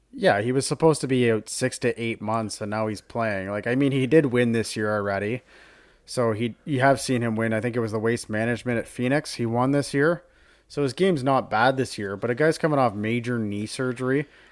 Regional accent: Canada; we are Canadian

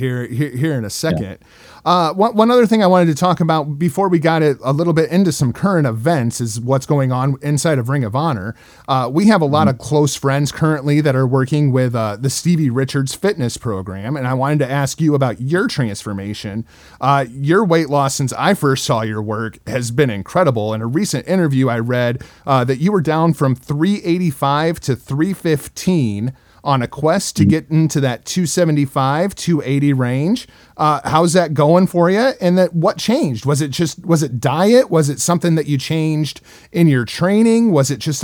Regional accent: Illinois, United States; I grew up in Illinois

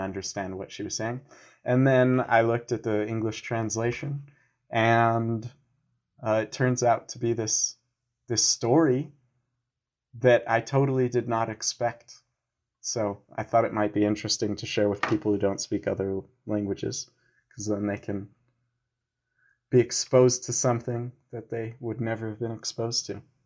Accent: United States; as an American

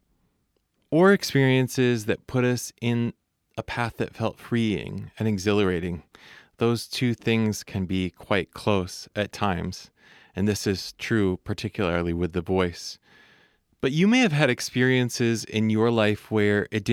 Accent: Michigan, United States; accent: Midwestern; I'm aware that I sound pretty Midwestern. I do my best not to lean into that accent too hard, but I know that that I sound like I'm from Michigan, where I'm from.

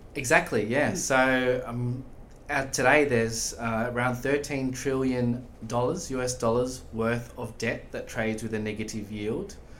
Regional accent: Australia; moved away as an adult; also born or lived in Dublin, Ireland; you can hear I'm, I'm Australian

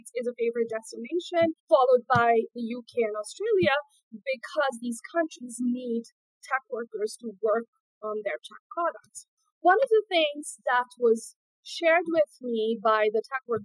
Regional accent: India; moved away as an adult; I grew up in India, and I grew up during the technological boom

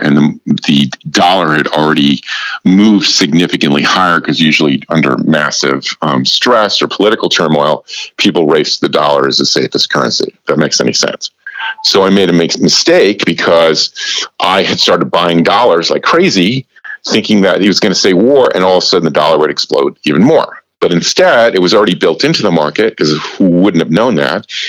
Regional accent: New York area, United States; moved away as an adult; also born or lived in Chicago, Illinois / Southern California; I'm originally from the New York area

